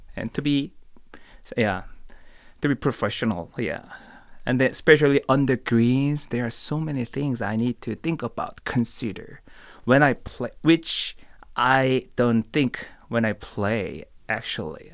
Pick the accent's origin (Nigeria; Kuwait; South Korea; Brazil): South Korea; Seoul; moved away as an adult; also born or lived in Tallahassee; I was born and raised in Seoul, Korea.